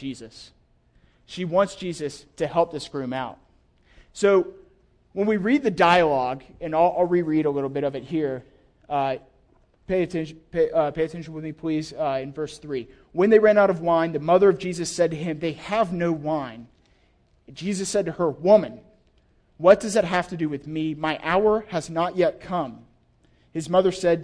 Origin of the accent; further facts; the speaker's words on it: the South, United States; I'm from the South